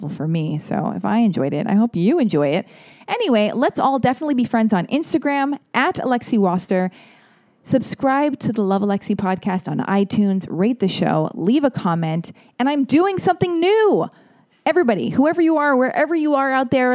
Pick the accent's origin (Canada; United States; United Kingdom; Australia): United States; I'm American. I say patent